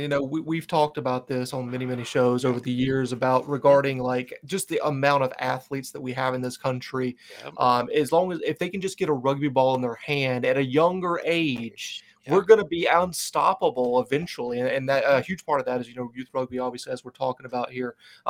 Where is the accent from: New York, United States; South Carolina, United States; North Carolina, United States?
North Carolina, United States; Charlotte; I'm from Charlotte, the Charlotte area